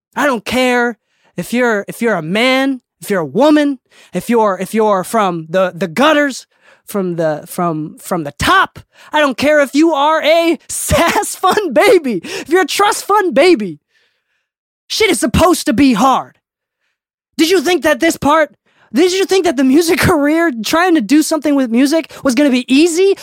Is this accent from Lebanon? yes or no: no; Okinawa, Japan; I'm from Okinawa